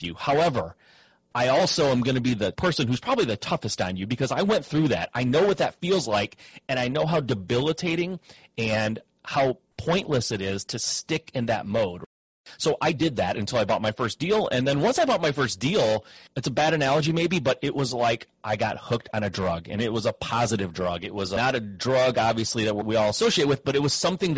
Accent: Midwest, United States; I grew up in the Midwest, had parents that worked in the automotive industry

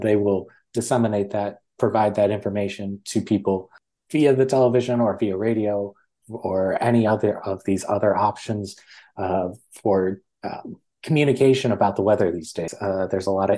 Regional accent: West Michigan, United States; moved away as an adult; also born or lived in Maryland; growing up in West Michigan

